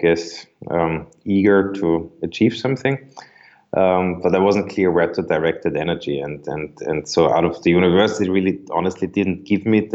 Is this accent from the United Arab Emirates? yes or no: no; Vienna, Austria; also born or lived in New York, United States; I grew up in Vienna, Austria.